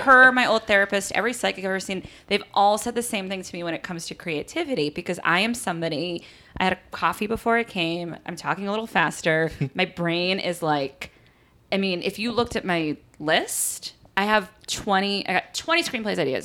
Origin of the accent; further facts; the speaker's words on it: East Coast, United States; also born or lived in Los Angeles / New York; I am from the East Coast